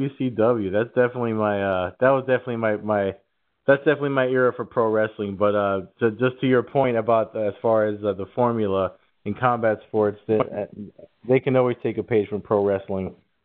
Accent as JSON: {"language": "English", "region": "New Jersey", "country": "United States", "said": "I'm from Jersey"}